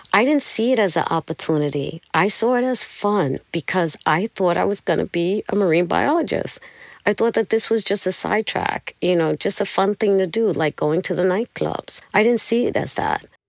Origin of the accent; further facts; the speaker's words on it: New York City, New York, United States; I'm from Brooklyn